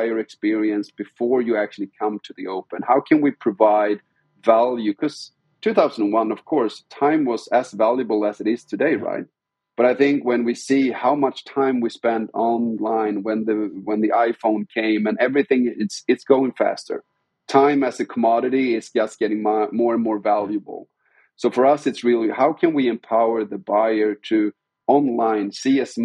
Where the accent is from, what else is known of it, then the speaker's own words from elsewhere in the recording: Sweden; we're hailing from Sweden. It's a very small country.